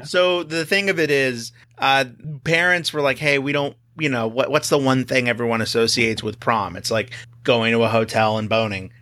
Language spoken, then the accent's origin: English; Texas, United States; moved away as an adult; now in California, United States; I grew up in Texas